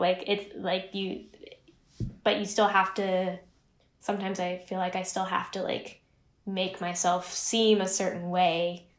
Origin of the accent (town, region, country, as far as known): Pacific Northwest, United States; born or raised there; also born or lived in Chico, California